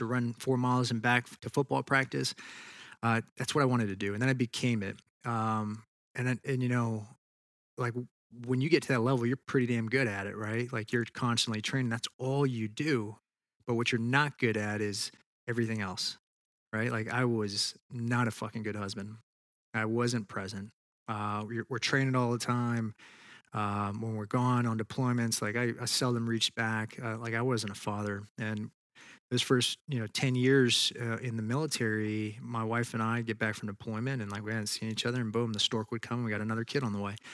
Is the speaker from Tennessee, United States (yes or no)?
yes; Tennessee, United States; also born or lived in Texas; I was born in Texas and we kind of moved around and ended up in Tennessee. Went to high school there.